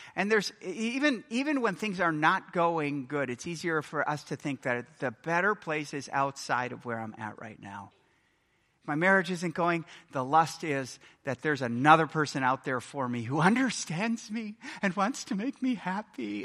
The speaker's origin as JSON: {"language": "English", "country": "United States", "said": "I'm American"}